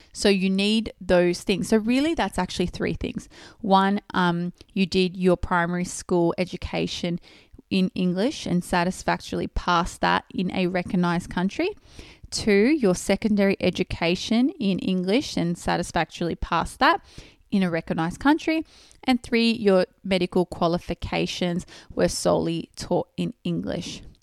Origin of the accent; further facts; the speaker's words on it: Australia; I was born and raised in Australia. So that means I did all my s-, primary and secondary schooling in Australia